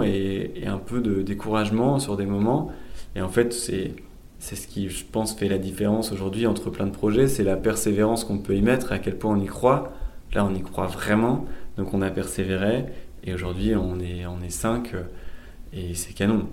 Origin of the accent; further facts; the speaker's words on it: Lille, Hauts-de-France, France; also born or lived in India / Basque Country; je suis lillois d'origine